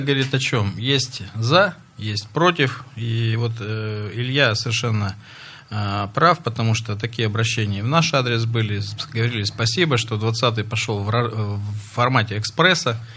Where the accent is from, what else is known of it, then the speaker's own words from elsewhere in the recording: Russia; Это моя малая родина. Микрорайон железнодорожный я очень хорошо знаю.